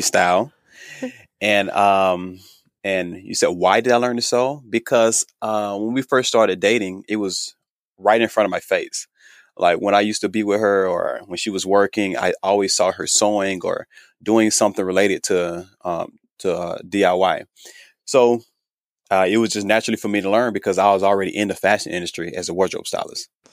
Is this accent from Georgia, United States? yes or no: yes; Thomasville, Georgia, United States; moved away as an adult; now in Los Angeles, United States; I am from Thomasville, Georgia